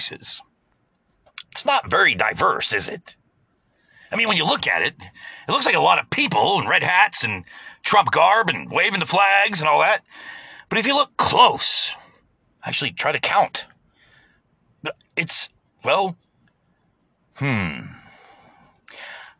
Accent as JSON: {"language": "English", "country": "United States", "said": "as an American"}